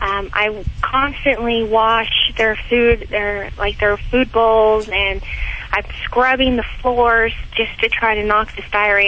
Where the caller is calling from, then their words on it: Lunenburg, Massachusetts, United States; also born or lived in San Francisco; Lunenburg, Massachusetts. I just moved from California.